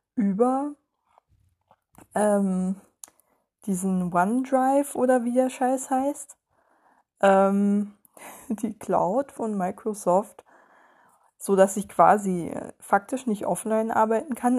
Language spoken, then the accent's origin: German; Germany; als Deutsche